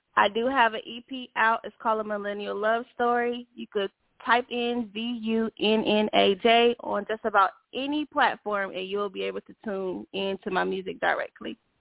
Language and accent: English; Atlanta, Georgia, United States; I am from Atlanta, Clayco, Southside